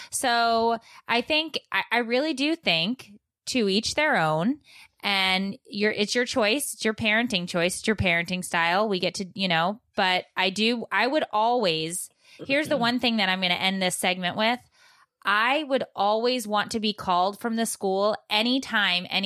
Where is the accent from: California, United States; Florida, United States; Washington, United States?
California, United States; now in New Hampshire, United States; I was raised in California